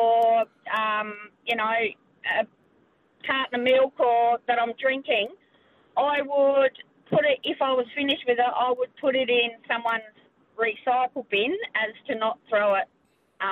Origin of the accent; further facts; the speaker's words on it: South Australia, Australia; being South Australian